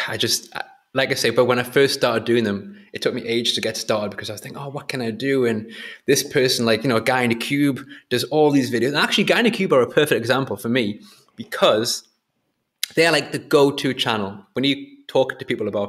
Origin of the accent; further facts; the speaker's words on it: Whitley Bay, North East England, United Kingdom; my hometown, which is Whitley Bay near Newcastle